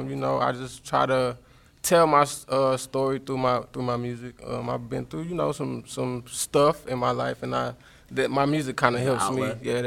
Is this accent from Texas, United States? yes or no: yes; Fort Worth, Texas, United States; I'm from Fort Worth.